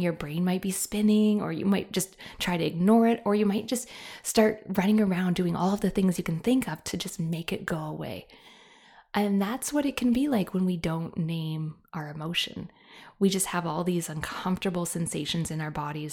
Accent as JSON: {"language": "English", "country": "Canada", "said": "I am a Canadian"}